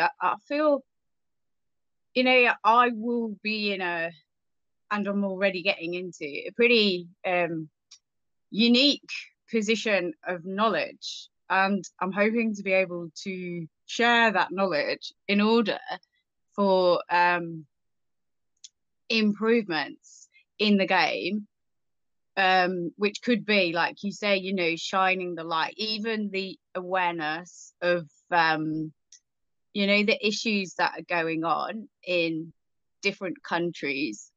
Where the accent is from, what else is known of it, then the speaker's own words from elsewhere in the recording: England, United Kingdom; growing up in England